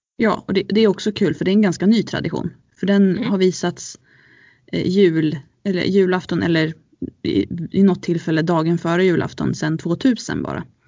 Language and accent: Swedish; Ludvika, Dalarna County, Sweden; jag är uppvuxen i Ludvika med mina föräldrar från Sollefteå